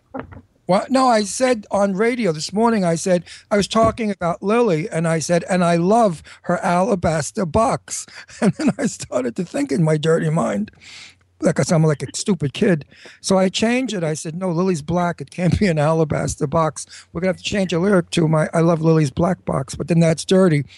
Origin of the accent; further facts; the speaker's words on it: New York City, New York, United States; also born or lived in Brooklyn; I came from a Brooklyn, and then I was raised in Astoria, See, Queens